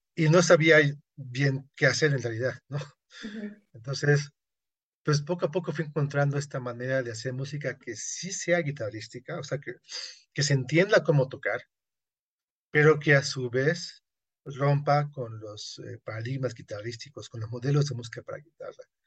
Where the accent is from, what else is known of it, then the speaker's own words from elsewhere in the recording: Yucatán, Mexico; yo soy yucateco